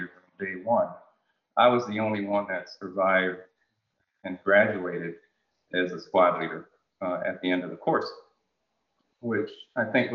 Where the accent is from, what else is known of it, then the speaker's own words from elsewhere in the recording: Bloomfield, Connecticut, United States; also born or lived in Jamaica; I grew up in the Bloomfield, Connecticut area